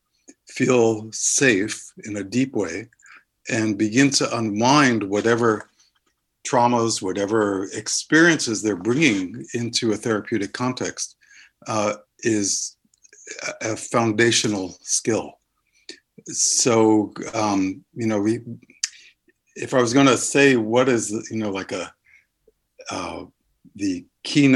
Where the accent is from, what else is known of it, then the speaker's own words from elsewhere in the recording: New York City, New York, United States; now in Somerville, United States; I grew up in New York City